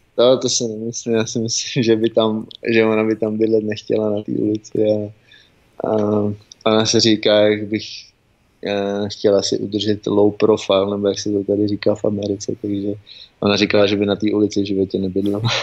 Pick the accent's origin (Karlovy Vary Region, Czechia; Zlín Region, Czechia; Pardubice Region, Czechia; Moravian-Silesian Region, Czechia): Pardubice Region, Czechia; Pardubice; moved away as an adult; now in United States; jsem z Pardubic narozený a, a i teďka tam trávím léta, co, když jezdím domů